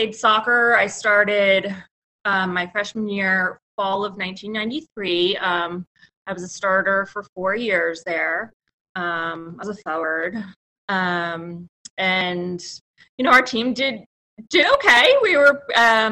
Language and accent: English; New Jersey, United States; I'm from New Jersey